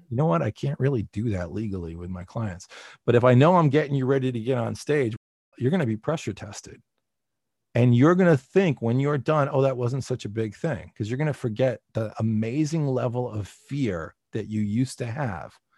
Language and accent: English; New Jersey, United States; I'm a guy from New Jersey